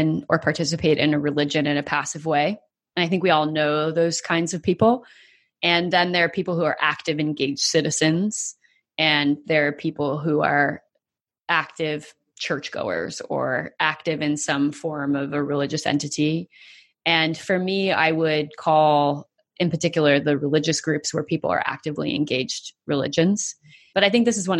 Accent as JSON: {"language": "English", "country": "United States", "said": "as an American"}